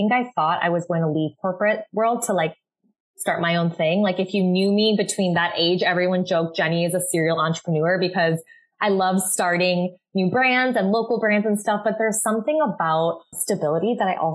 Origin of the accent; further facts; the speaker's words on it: Chicago, Illinois, United States; moved away as an adult; also born or lived in Minneapolis, Minnesota; now in Los Angeles, United States; I'm originally from Chicago, like suburbs, but I'm based in LA right now